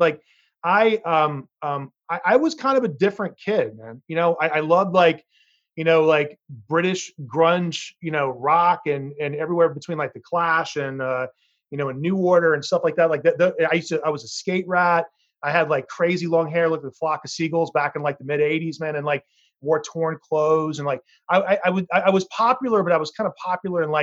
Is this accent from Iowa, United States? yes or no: no; Greenville, South Carolina, United States; also born or lived in New York City; now in San Francisco, United States; my hometown of Greenville, South Carolina